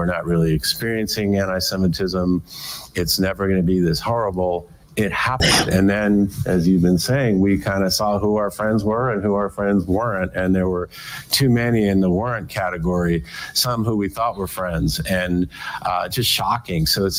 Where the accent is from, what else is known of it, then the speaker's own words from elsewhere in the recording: United States; But as American Jews